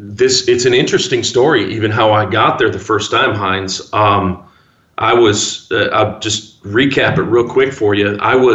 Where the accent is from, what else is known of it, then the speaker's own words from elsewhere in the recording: Midwest, United States; Because I'm from the Midwest. We don't have earthquakes. We don't have tornadoes and crazy. We don't even have poisonous snakes. I mean, there's like nothing here. Just flat land and corn.